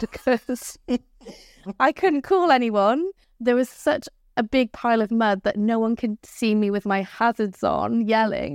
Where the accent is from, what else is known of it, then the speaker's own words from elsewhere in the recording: Abercrombie, Scotland, United Kingdom; also born or lived in Spain; I'm a local gal. I'm from Abercrombie.